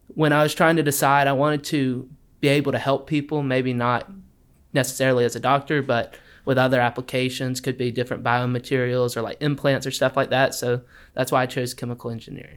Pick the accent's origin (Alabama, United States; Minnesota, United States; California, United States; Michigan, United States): Alabama, United States; Wetumpka; I'm originally from Wetumpka, Alabama